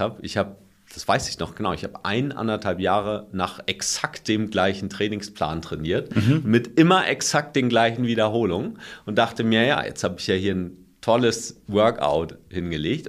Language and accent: German; Germany; bei uns in Deutschland